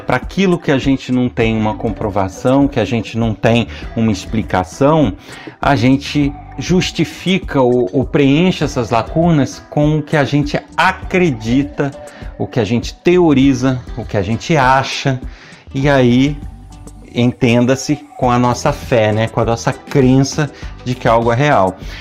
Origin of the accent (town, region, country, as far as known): Nova Friburgo, Rio de Janeiro, Brazil; born or raised there